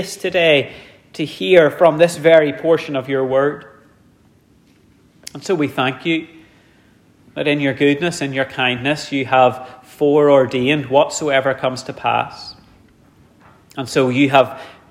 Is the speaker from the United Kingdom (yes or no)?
yes; Dromore, Northern Ireland, United Kingdom; growing up in Dromore, I was in the Scouts